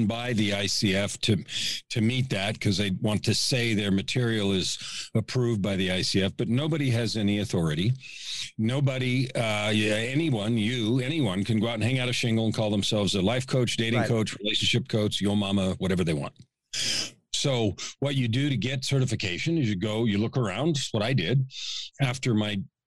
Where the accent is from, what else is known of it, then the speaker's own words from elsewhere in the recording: San Francisco, California, United States; moved away as an adult; now in Edmonton, Canada; I was born in San Francisco, raised in the San Francisco Bay Area. I'm a West Coast guy.